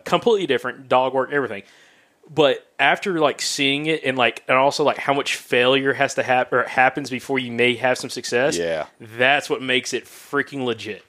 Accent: Alabama, United States; we're from the deep south, from Alabama

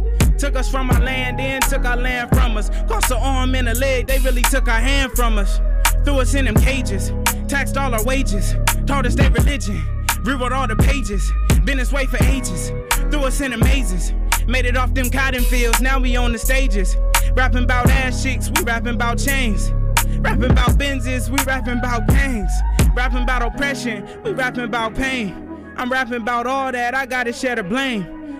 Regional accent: Vallejo, California, United States; I'm from Vallejo, California. Bay from Area, California.

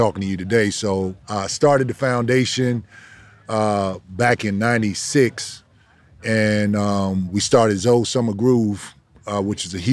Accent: Virginia, United States; moved away as an adult; now in Miami, United States; growing up in Virginia, you know, I grew up in foster care

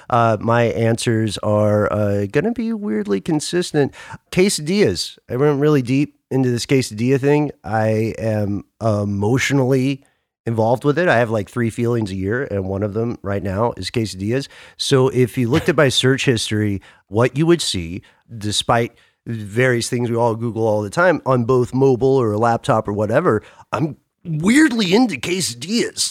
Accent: Atlanta, Georgia, United States; I am based in Atlanta. I'm from Atlanta.

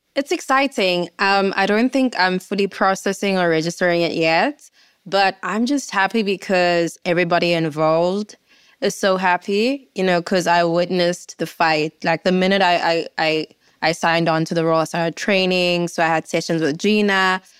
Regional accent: South Africa; I, as a South African, had no clue about

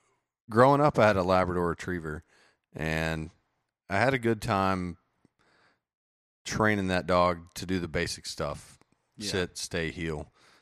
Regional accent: West Virginia, United States; grew up in West Virginia. Just had to move once as a kid there, but mostly grew up deer hunting.

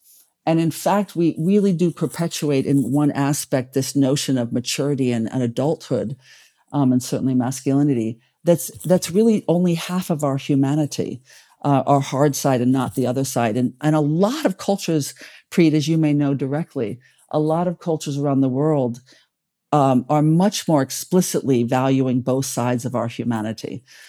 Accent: Paris, Île-de-France, France; born there; also born or lived in China / United Arab Emirates; I've lived in China for many years. Abu Dhabi in the United Arab Emirates, you know, in Europe. I was born in Paris.

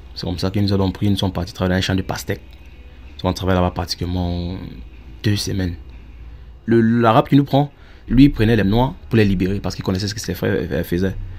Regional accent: Northwest Region, Cameroon; moved away as an adult; now in Germany; Je suis euh, originaire du Nord-Ouest Cameroun

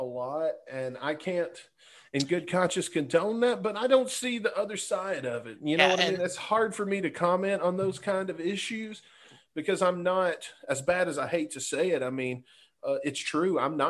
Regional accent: Tupelo, Mississippi, United States; also born or lived in Jefferson City, Missouri; I'm originally from Tupelo, Mississippi, by way of Jefferson City, Missouri.

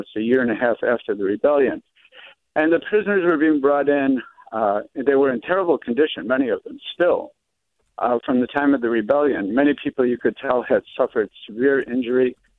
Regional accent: Rochester, New York, United States; now in San Francisco, United States; I live in San Francisco now, but I'm from Rochester.

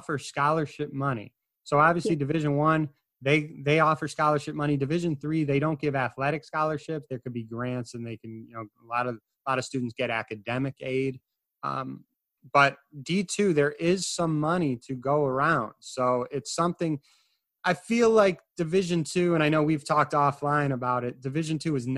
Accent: Illinois, United States; I'm from Illinois

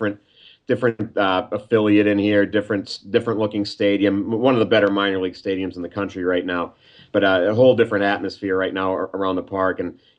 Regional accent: Scranton, Pennsylvania, United States; I was born in Scranton, raised just outside the city, and I went away for college for 4 years, but when I moved back here, this is where I came to be.

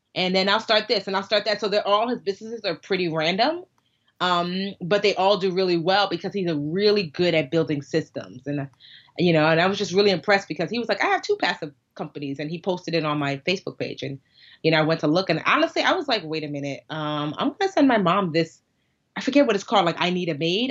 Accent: United States; we're American

